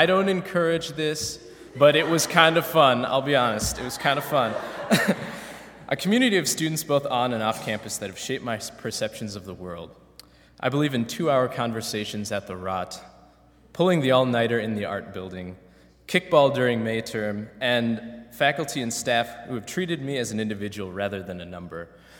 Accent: Minneapolis, Minnesota, United States; moved away as an adult; now in Goshen, United States; I come from Minneapolis, Minnesota. Minneapolis alone has 330,000 people. I went to a high school with 2,000 people, and so it was really strange coming to Goshen, you know, of all places. It's a small town in Indiana.

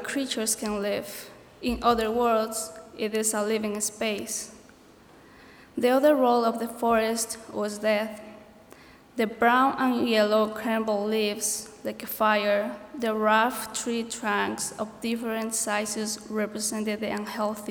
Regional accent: Ecuador; moved away; I'm from Ecuador

